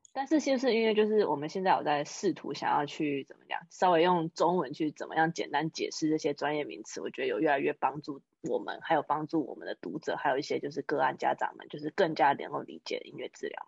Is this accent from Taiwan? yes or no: yes; Taiwan; moved away as an adult; now in United States; 我们台湾人